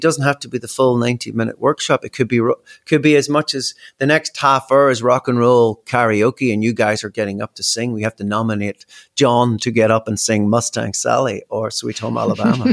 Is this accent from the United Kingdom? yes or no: yes; Belfast, Northern Ireland, United Kingdom; moved away as an adult; also born or lived in Australia; growing up in Belfast